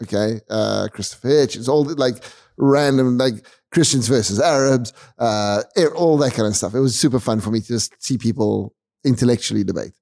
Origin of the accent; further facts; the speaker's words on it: South Africa; we're South African.